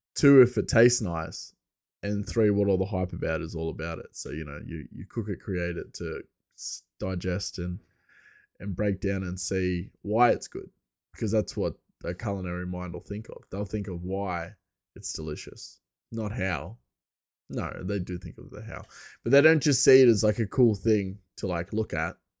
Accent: Bathurst, New South Wales, Australia; my hometown, uh, Bathurst is a, it was a, a, a, an inland settlement. It was the first inland settlement from Sydney.

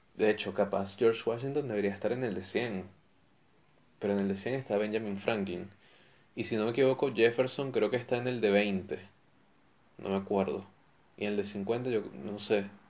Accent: Valencia, Carabobo, Venezuela; moved away; also born or lived in Caracas; Yo, yo soy de Caracas. Lo que pasa es que me llevaron a Valencia cuando, cuando yo era niño

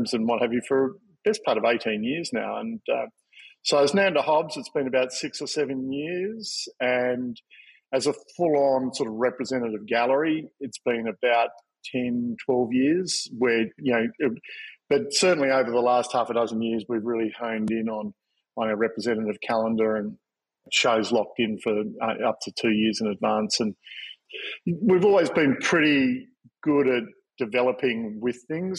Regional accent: Victoria, Australia; moved away as an adult; also born or lived in Tasmania / Sydney; I grew up in Victoria and then went to Tasmania to art school

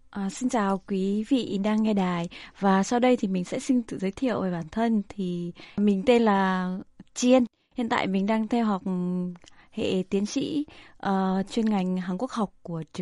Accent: Central Vietnam, Vietnam; also born or lived in Ho Chi Minh City; tại vì em là người miền Trung à.

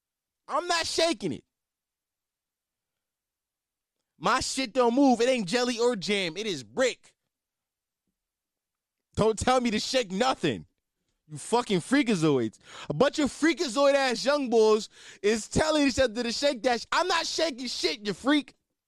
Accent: Philadelphia, Pennsylvania, United States; I mean, I'm from Philly. I should be able to do it.

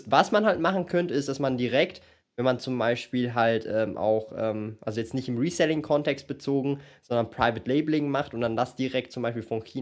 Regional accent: Switzerland; ich habe aber leider feststellen müssen, dass es als Schweizer richtig räudig ist.

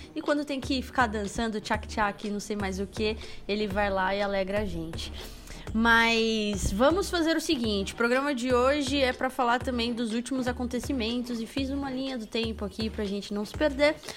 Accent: São Paulo, Brazil; como boa paulistana

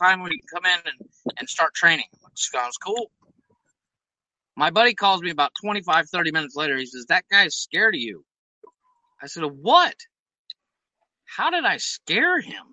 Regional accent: United States; now in Mexico; I'm American

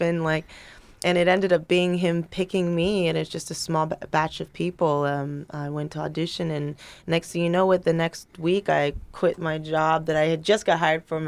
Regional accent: Los Angeles, California, United States; I'm from North Hollywood. I was born

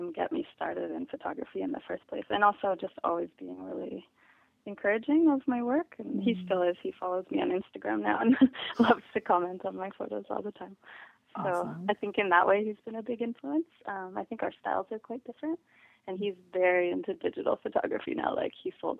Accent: Mission, British Columbia, Canada; I grew up in Mission, which is about an hour from Vancouver.

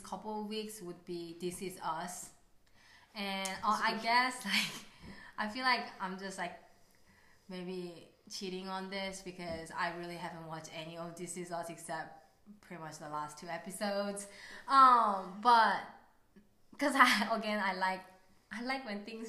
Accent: South Korea; moved away; I grew up in Korea

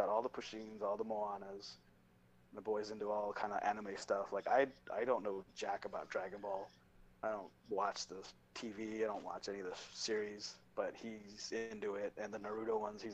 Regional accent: San Jose, California, United States; I grew up in San Jose.

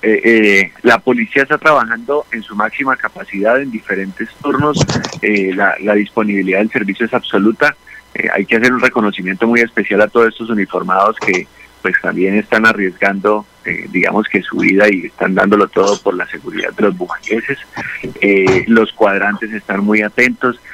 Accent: Bucaramanga, Santander, Colombia; yo soy de Bucaramanga

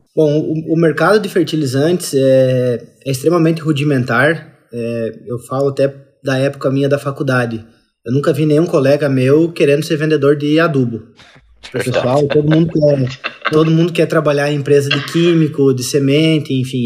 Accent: interior of Santa Catarina, Brazil; eu sou do interior de Santa Catarina, então a, a, a realidade agro é presente desde que eu sou criança

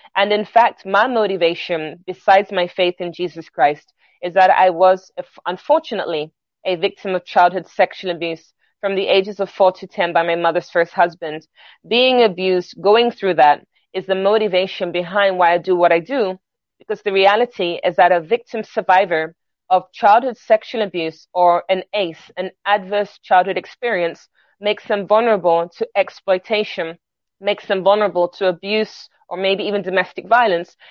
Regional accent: London, United Kingdom; moved away as an adult; now in New York, United States; I'm originally from London, England. My family are Jamaican.

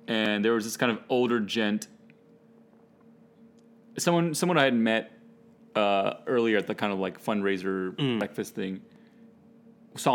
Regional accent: Washington, District of Columbia, United States; from DC

